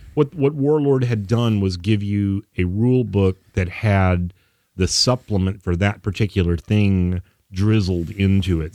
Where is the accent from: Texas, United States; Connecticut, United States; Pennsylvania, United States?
Texas, United States; we're from Texas